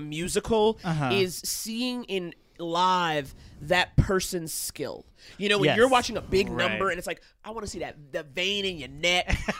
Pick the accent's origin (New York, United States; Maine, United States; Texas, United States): New York, United States; I grew up in New York.